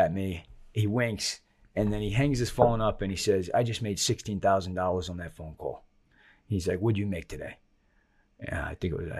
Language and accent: English; Long Island, New York, United States; now in Florida, United States; I grew up on Long Island.